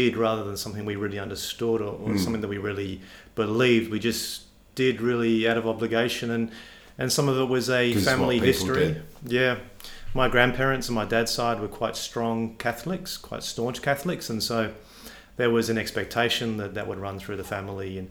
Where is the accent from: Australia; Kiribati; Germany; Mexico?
Australia; Perth, Western Australia; also born or lived in Warwick, Queensland / Ballarat, Victoria / England; I've grown up in Perth and lived in Perth effectively my entire life